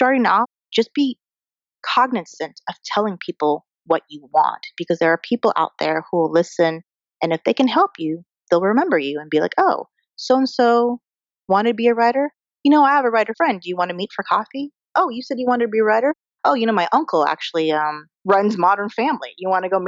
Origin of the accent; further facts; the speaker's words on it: Colorado, United States; moved away as an adult; now in Los Angeles, United States; I'm from Colorado. That's very far away from